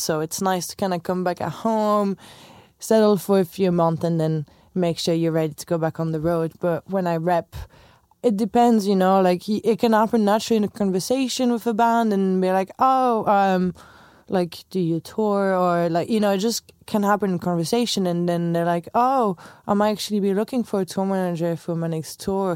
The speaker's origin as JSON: {"language": "English", "country": "France", "also_born_or_lived": "Chicago", "second_language": "English", "moved": "as an adult", "lives_now": "Dublin, Ireland"}